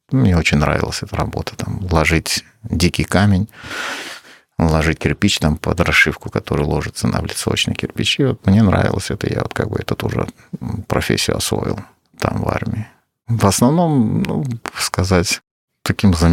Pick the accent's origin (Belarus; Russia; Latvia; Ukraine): Ukraine; Crimea; я не украинец, я крымский татарин.